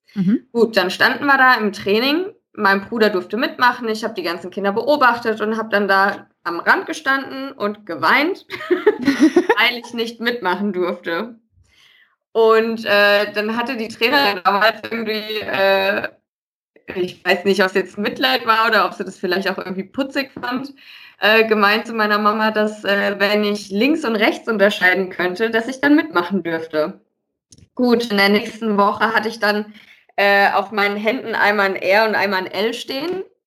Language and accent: German; Westerwald, Rhineland-Palatinate, Germany; now in Frankfurt, Germany; ich bin zwar jetzt schon einige Jahre in Frankfurt wohnhaft, aber ich komme ja eigentlich aus dem äh, gebürtig aus dem Westerwald, mhm. aus einem kleinen Dörflein